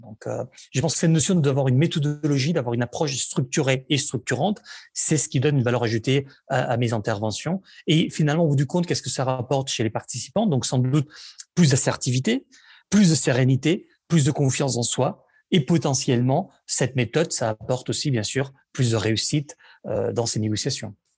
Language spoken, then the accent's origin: French; Barcelona, Catalonia, Spain; French is a second language; now in France; je suis né à Barcelone, où j'ai vécu pendant, pendant, pendant plusieurs années, en fait, où j'ai grandi